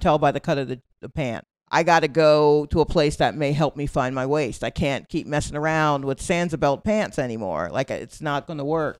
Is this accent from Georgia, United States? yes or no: yes; Atlanta, Georgia, United States; moved away as an adult; also born or lived in Brooklyn, New York; now in New York, United States; I was born in Brooklyn, and my family moved to Atlanta when I was, like, eight or nine. Uh, and so I, I've been there ever since